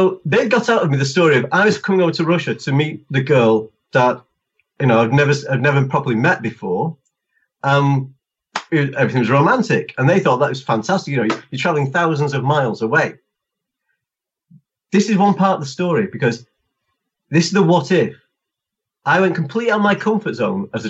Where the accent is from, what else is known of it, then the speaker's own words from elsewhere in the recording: England, United Kingdom; I'm English